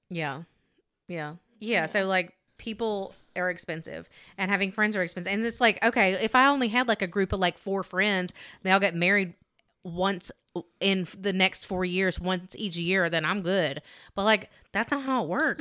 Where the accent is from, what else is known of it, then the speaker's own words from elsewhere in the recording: Alabama, United States; I'm thick and I'm from Alabama. This is what we